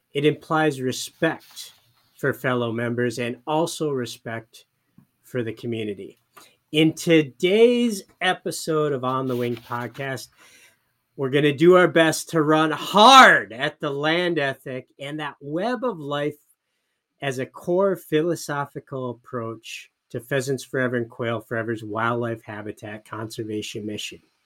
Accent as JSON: {"language": "English", "region": "Michigan", "country": "United States", "tie": "born or raised there", "said": "my home state of Michigan"}